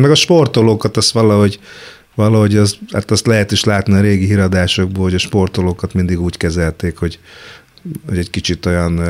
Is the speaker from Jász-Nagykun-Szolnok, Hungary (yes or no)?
no; Kecskemét, Bács-Kiskun, Hungary; moved away as an adult; now in Budapest, Hungary; én Kecskeméti voltam, lesz hittem, hogy Kecskemétről soha nem jövök